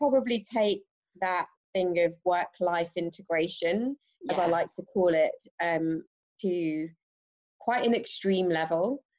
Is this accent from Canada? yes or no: no; England, United Kingdom; now in London, United Kingdom; I currently reside in London and have been here for nearly 9 years. Wow, a long time. And originally from the Midlands, moved around a bit.